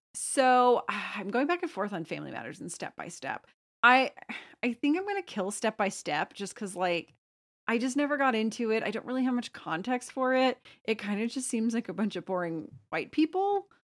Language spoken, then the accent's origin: English; Plano, Texas, United States; I'm from Plano, which was the heroin capital of the U S in the nineties